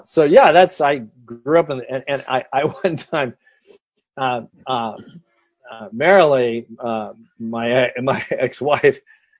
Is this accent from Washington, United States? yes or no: yes; Seattle, Washington, United States; I was born at the Virginia Mason Hospital in Seattle, and I grew up.